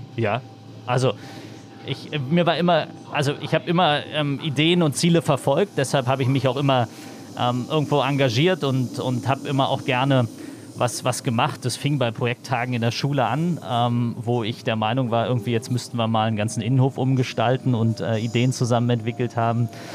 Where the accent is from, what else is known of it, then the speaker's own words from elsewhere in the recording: Berlin, Germany; Ich bin im Osten äh, groß geworden, bin in Berlin aufgewachsen, in Marzahn-Hellersdorf